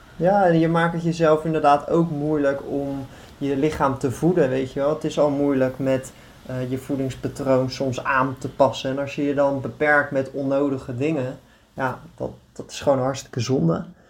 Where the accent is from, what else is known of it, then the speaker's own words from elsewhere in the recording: Netherlands; now in Greece; Wij als Nederlanders staan natuurlijk ook wel bekend als echt een betrouwbaar volk